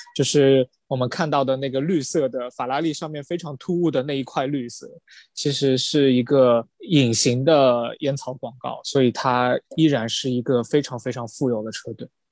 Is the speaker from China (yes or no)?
yes; China; 我作为一个中国人